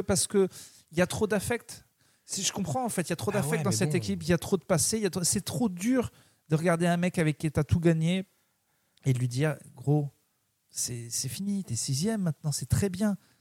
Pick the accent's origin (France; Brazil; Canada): France; Clermont-Ferrand, Auvergne-Rhône-Alpes; Je suis de Clermont